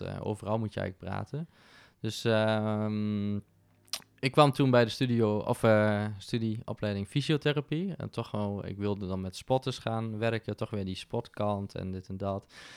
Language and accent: Dutch; Winterswijk, Gelderland, Netherlands; moved away as an adult; now in Arnhem, Netherlands; Ik ben geboren en getogen in Winterswijk, in de Achterhoek.